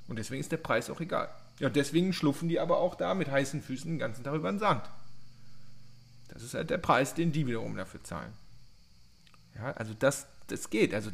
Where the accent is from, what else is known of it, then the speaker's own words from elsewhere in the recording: Cologne, North Rhine-Westphalia, Germany; Beispiel 3, die frisch, ich kann das nicht als Kölsche Jung, frischen Früchte.